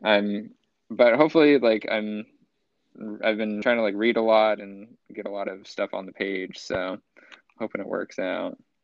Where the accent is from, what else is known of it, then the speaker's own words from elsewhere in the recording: Central Coast, California, United States; moved away as an adult; now in Los Angeles, United States; in my hometown